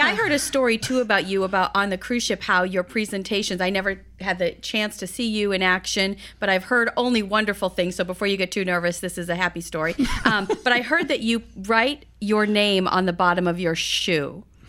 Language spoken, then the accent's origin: English; East Coast, United States; I was brought up on the East Coast.